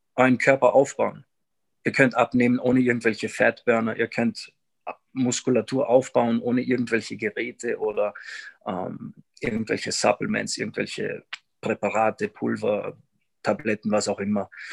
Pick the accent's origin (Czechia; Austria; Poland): Austria; Salzburg; moved away as an adult; now in Quito, Ecuador; ich komm aus, aus Salzburg, Österreich und lebe seit bald drei Jahren hier in, in Quito in Ecuador.